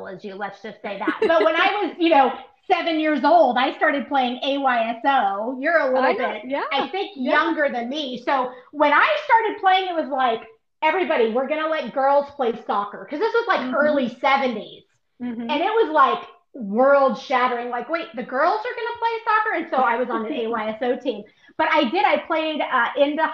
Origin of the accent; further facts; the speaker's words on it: Southern California, United States; I'm from Southern California.